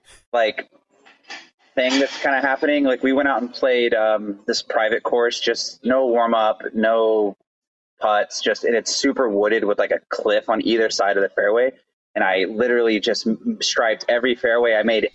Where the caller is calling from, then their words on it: Madison, Wisconsin, United States; I'm in Madison, Wisconsin. I'm at the Vintage Brewery.